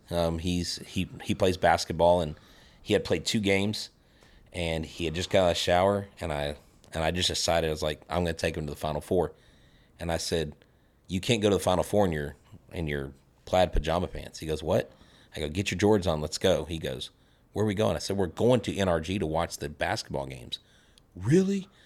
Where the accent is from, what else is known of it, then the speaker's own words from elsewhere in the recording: Florida, United States; moved away; also born or lived in Texas; I'm originally from Florida.